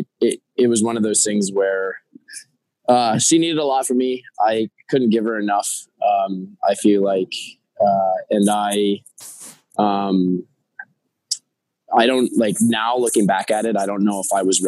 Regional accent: New York City, New York, United States; as a New Yorker and studying acting here

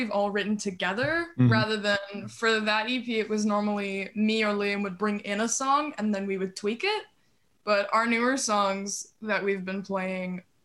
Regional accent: Canada; moved away as an adult; now in Australia; I'm Canadian, so my family back home

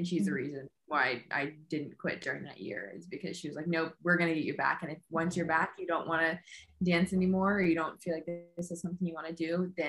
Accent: Houston, Texas, United States; moved away as an adult; also born or lived in Oregon; now in Birmingham, United Kingdom; I'm from Houston, Texas.

